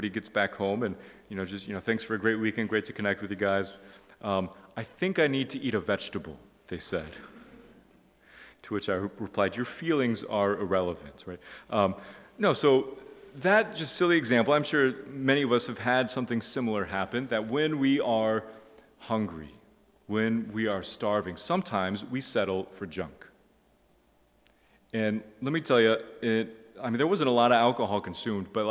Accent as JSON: {"language": "English", "country": "United States", "said": "I'm an American"}